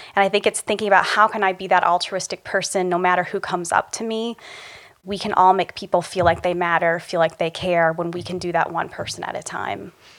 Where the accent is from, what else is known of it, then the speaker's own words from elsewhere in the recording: Republic, Ohio, United States; lessons I learned growing up in Republic, Ohio